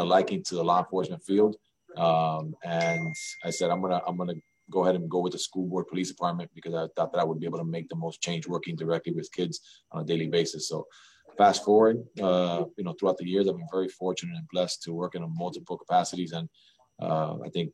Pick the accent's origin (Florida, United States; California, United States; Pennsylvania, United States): Florida, United States; Miami; Just a kid from Miami, man. Grew up here